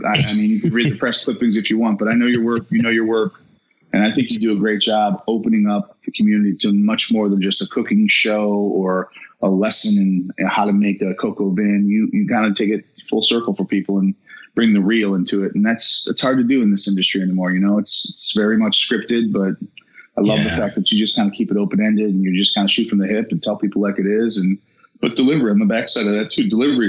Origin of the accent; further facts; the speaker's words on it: Mentor, Ohio, United States; Yeah, I know Euclid very well. I grew up borough away.